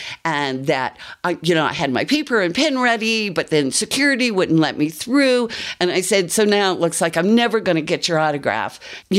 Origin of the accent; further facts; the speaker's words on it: Miami, Florida, United States; now in Colorado, United States; I grew up in Miami.